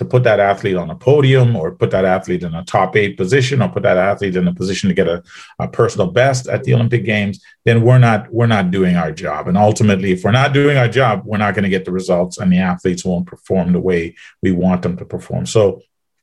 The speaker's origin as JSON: {"language": "English", "country": "Trinidad & Tobago", "tie": "born or raised there", "also_born_or_lived": "Baton Rouge, United States / Austin, Texas, United States", "moved": "yes", "lives_now": "Ottawa, Canada", "said": "Trinidad and Tobago and the south part of the island."}